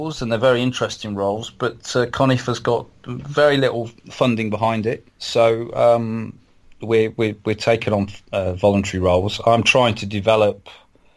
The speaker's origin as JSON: {"language": "English", "town": "Burbage", "region": "East Midlands", "country": "United Kingdom", "said": "he lived in Burbage, where I'm from."}